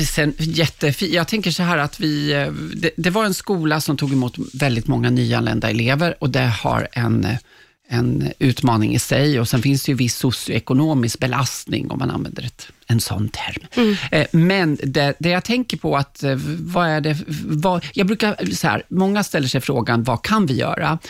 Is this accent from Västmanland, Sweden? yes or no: yes; Kolsva, Västmanland, Sweden; moved away; jag är från Kolsva, liksom Gislarbo i Västmanland